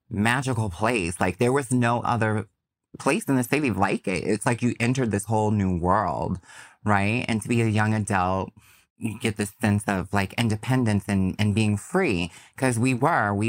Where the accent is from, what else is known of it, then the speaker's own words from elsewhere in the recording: New York, United States; as a New Yorker